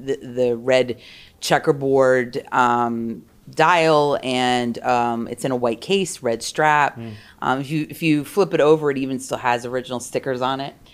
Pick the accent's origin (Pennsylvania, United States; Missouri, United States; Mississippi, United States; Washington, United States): Pennsylvania, United States; Warminster; also born or lived in Philadelphia, Pennsylvania; I was born in Philadelphia.